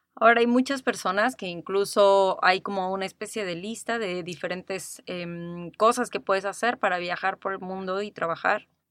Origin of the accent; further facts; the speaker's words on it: Mexico City, Mexico; moved away as an adult; also born or lived in Playa del Carmen; también soy de la Ciudad de México